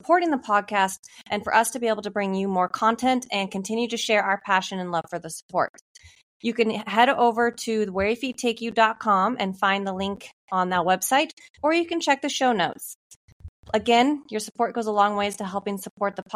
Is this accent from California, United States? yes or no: no; Hood River, Oregon, United States; I grew up in Hood River, Oregon